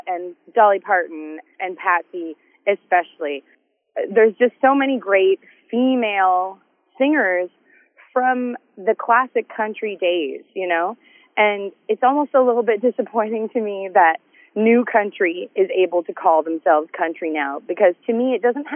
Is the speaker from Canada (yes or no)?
yes; Canada; I love being Canadian and being able to come home